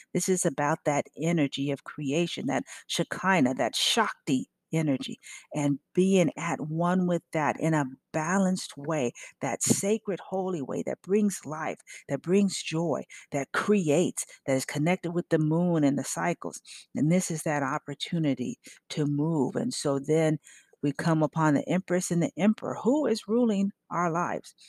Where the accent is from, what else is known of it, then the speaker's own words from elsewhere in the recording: California, United States; now in Memphis, United States; when I grew up in Cali.